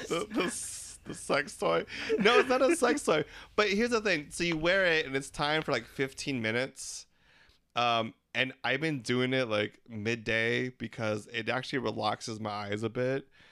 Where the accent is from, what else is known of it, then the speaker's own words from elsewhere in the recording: Philippines; We're three Filipino gay guys